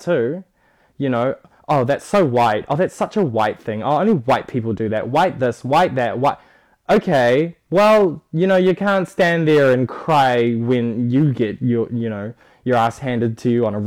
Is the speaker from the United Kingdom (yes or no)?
no; New Zealand; I do strongly identify as Kiwi as well as Samoan